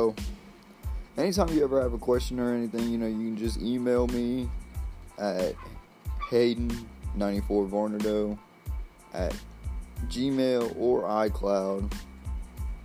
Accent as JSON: {"language": "English", "region": "Mississippi", "country": "United States", "also_born_or_lived": "Slidell, Louisiana", "said": "From Mississippi"}